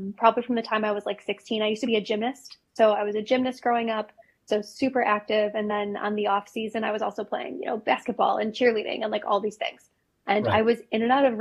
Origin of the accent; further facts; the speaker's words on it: Chicago, Illinois, United States; I grew up in Chicago